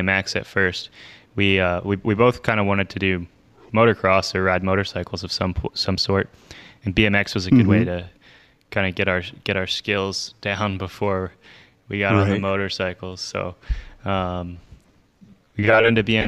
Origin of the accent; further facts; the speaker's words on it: outside of Philadelphia, Pennsylvania, United States; now in Brevard, United States; I grew up outside of Philadelphia